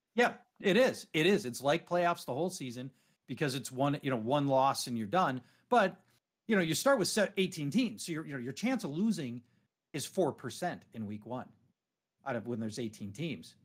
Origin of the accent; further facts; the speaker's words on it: Minneapolis, Minnesota, United States; my hometown, Minneapolis